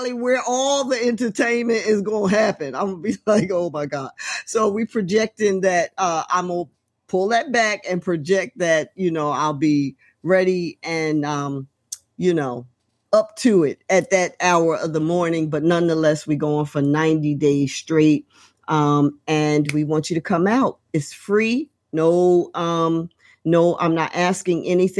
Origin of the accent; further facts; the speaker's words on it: Trenton, New Jersey, United States; right here in my hometown, Trenton, New Jersey.